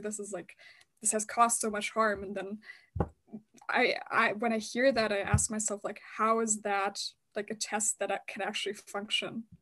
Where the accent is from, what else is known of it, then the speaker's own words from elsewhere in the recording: Germany; I grew up in Germany